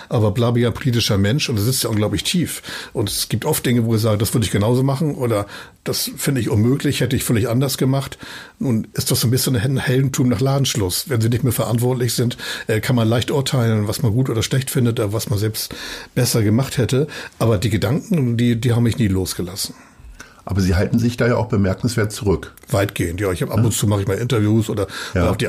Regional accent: Hamburg, Germany; Das ist meine Heimat, auch wirklich gerne hier bin und hier lebe. Äh, aber zu glauben, wir seien der Nabel der Welt und alle gucken nun, was sagen Hamburger dazu

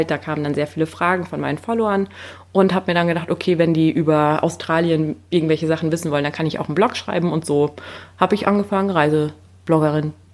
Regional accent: Rudersdorf, North Rhine-Westphalia, Germany; Ich Aber bin äh, übrigens Rudersdorfer.

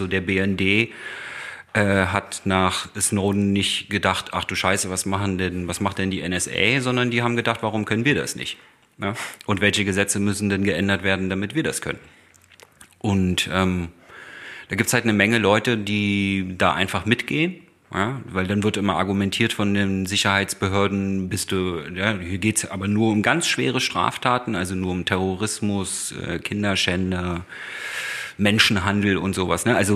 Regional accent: East Germany, Germany; bin ja auch äh, Ostdeutscher

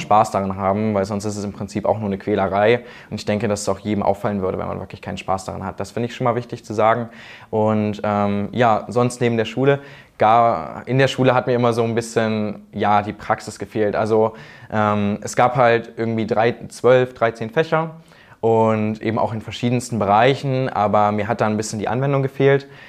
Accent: Thuringia, Germany; ich komme aus Thüringen

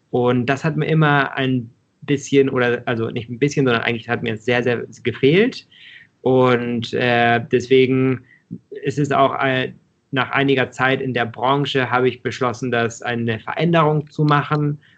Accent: Mexico; Und ich bin aber auch in Mexiko aufgewachsen und habe die, da, da werden die Produkte ja auf der Straße verkauft

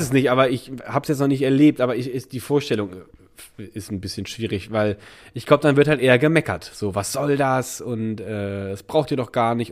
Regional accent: Rhineland, Germany; now in Berlin, Germany; bei uns war das Rheinländer Dorf

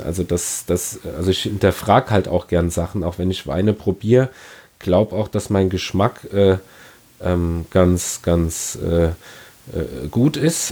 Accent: Ingelheim, Rhineland-Palatinate, Germany; bei uns in Ingelheim

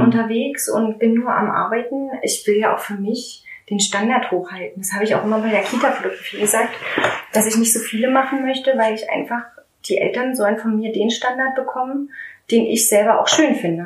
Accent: Strausberg, Brandenburg, Germany; moved away as an adult; also born or lived in Berlin; ich komme ja aus Strausberg, ich mhm. bin ja eine gebürtige Strausbergerin

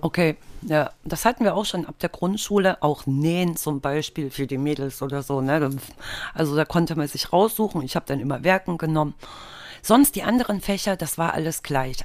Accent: East Germany, Germany; ich bin im Osten aufgewachsen und da war das Schulsystem natürlich schon mal komplett anders

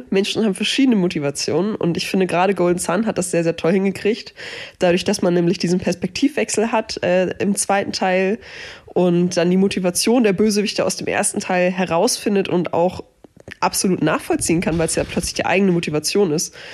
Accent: Hamburg, Germany

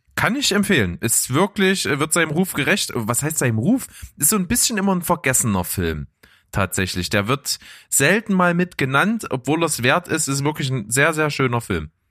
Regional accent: Saxony, Germany; accent: Saxon; dass ich aus Sachsen komme

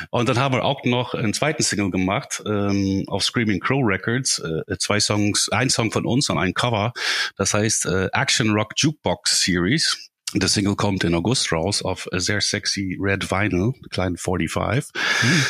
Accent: Ireland; German is a second language; moved away as an adult; also born or lived in Dublin; now in Germany; Die sind in Irland, wo ich herkomme, sind die auch ziemlich üblich.

